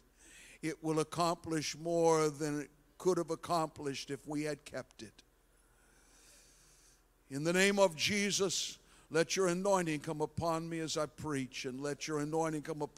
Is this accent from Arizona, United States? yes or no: no; Jewett, Ohio, United States; now in Columbus, United States; the little church where I grew up in Jewett, Ohio